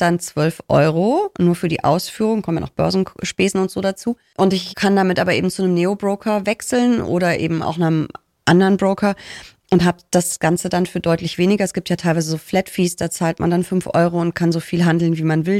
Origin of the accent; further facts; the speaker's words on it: Rhineland, Germany; ich spreche sie, glaube ich, mit S, aber ich bin Rheinländerin. Wir hauen da überall ein S rein